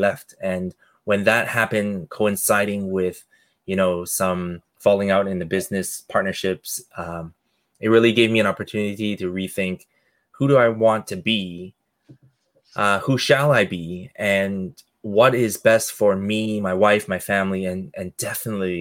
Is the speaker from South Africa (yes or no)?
no; Canada; I'm Canadian born, but hardworking Asian family